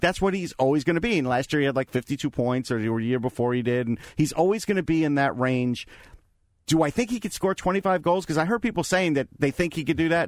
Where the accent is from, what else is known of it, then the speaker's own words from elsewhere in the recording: Long Island, New York, United States; growing up on Long Island